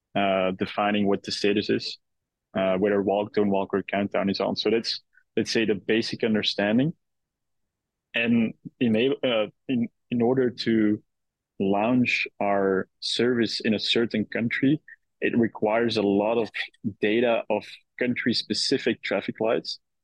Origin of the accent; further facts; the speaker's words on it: Belgium; moved away as an adult; now in New York, United States; originally, I, am uh, Belgian.